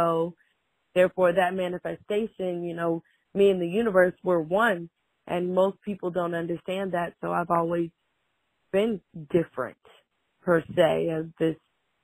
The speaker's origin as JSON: {"language": "English", "town": "Fort Mill", "region": "South Carolina", "country": "United States", "lives_now": "Rock Hill, United States", "said": "I am from Fort Mill, South Carolina. I live in Rock Hill, South Carolina."}